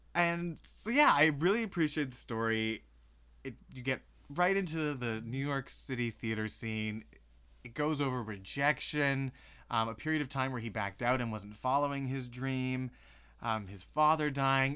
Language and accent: English; Kelowna, British Columbia, Canada